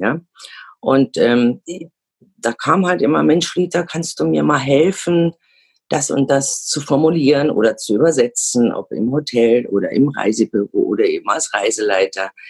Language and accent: German; Germany; moved away as an adult; now in Zaragoza, Spain; ich auch in zwei Kulturen aufgewachsen bin, keinen Problem damit, aus Deutschland wegzugehen